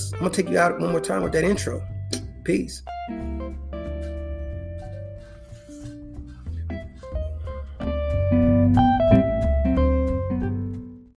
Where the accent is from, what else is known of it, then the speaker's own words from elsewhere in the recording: Indiana, United States; moved away as an adult; now in Texas, United States; I'm from Indiana